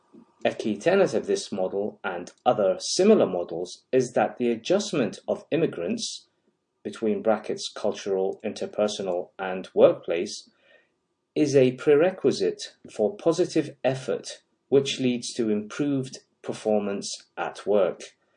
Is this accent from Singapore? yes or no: no; Iraq; moved away as an adult; now in United Kingdom; I was born in Iraq, lived in the United Kingdom as a child for 5 years, graduated from medical school in Iraq, migrated to the United Kingdom where I undertook training in critical care and anesthesia